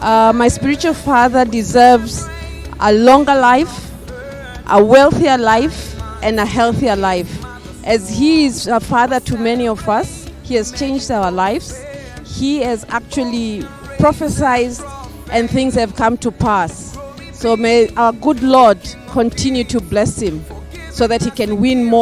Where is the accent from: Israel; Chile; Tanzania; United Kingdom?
Tanzania; I'm from Tanzania.